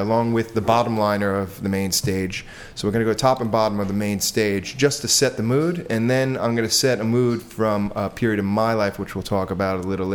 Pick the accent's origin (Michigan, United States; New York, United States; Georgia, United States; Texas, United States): New York, United States; I'm from New York, in case you haven't heard my wonderful, sexy accent